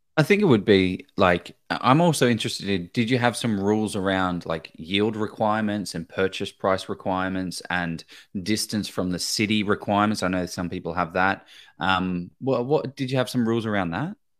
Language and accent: English; Victoria, Australia; I'm from Victoria